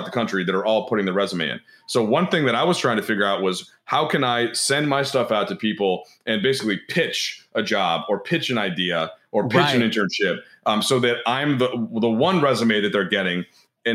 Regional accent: Minnesota, United States; moved away; my hometown team happened to the Timberwolves

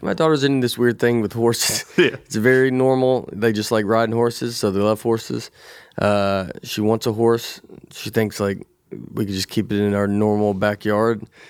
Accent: Nashville, Tennessee, United States; growing up in Tennessee

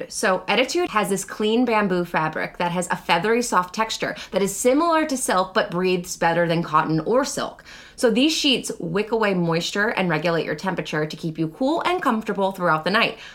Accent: Long Island, New York, United States; I work at the great jack o' lantern blaze at Old Bethpage Village Restoration on Long Island. I'm from Long Island.

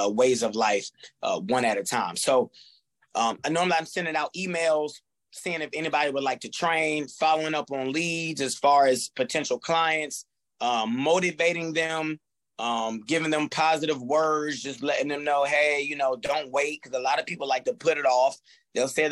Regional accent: Fayetteville, United States; I love my hometown. I put on for my hometown

